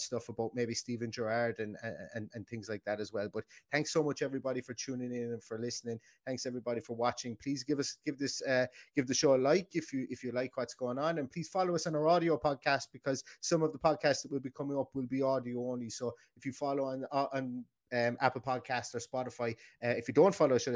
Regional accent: Ireland; obviously we're Irish

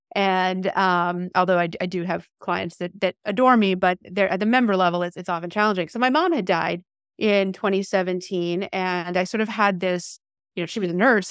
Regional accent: Canada; moved away as an adult; now in Apollo Beach, United States; originally from Canada

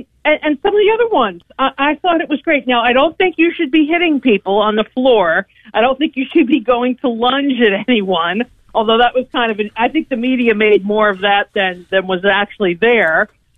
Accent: New Jersey, United States; moved away; I'm from New Jersey originally, and I like a good fight.

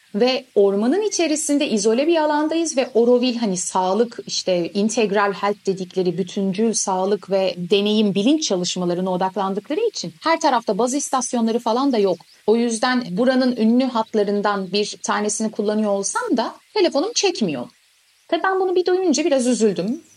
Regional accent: Istanbul, Turkey; ben Türk'üm hani Türkiye'den geldim İstanbulluyum

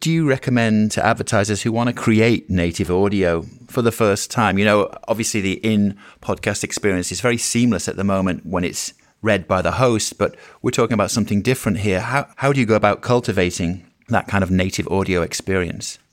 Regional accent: United Kingdom; I'm a Brit.

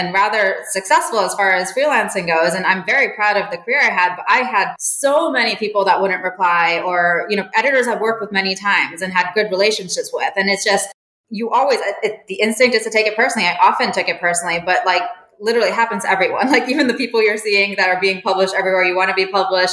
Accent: Jeddah, Makkah Province, Saudi Arabia; also born or lived in Cape Town, South Africa; now in New York, United States; I grew up in Jeddah, Saudi Arabia

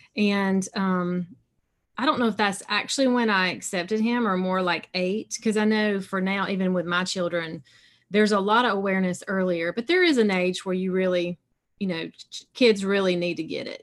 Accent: South Carolina, United States; accent: southern; I live in South Carolina, so you can tell a little bit by my accent. I got some southern sound in it

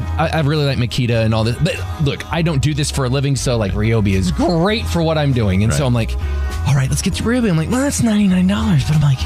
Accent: Ellis County, Texas, United States; I'm from Ellis County, man. We drink well water down there.

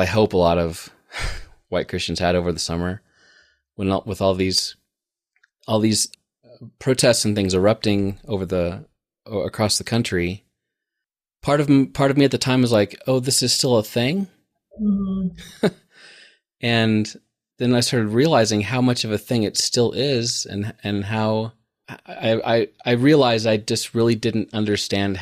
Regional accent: Fort Collins, Colorado, United States; growing up in Fort Collins

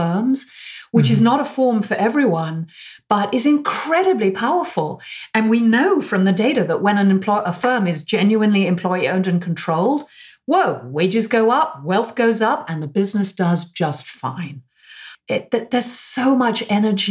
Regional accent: United Kingdom; now in United States; I'm British

